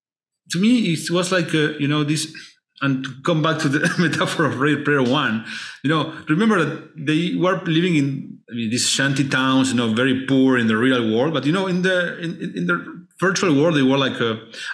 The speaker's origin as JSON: {"language": "English", "country": "Argentina", "said": "I am from Argentina"}